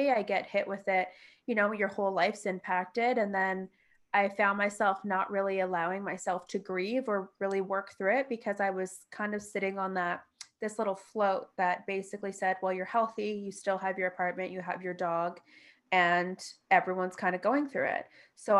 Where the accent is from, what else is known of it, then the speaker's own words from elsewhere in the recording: Toronto, Ontario, Canada; moved away; I'm from Toronto